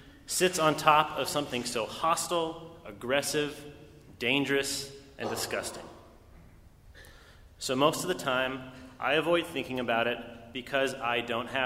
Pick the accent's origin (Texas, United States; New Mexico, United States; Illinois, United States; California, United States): New Mexico, United States; Los Alamos; I was born in Los Alamos, New Mexico